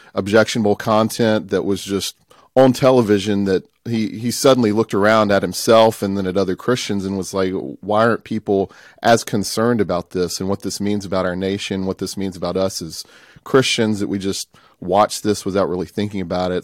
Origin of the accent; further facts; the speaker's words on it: Tupelo, Mississippi, United States; I grew up here in Tupelo, Mississippi, which is northeast part of Mississippi.